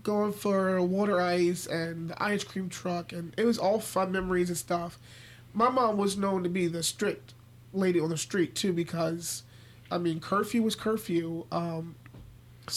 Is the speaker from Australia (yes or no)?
no; Philadelphia, Pennsylvania, United States; now in York, United States; I grew up in North Philly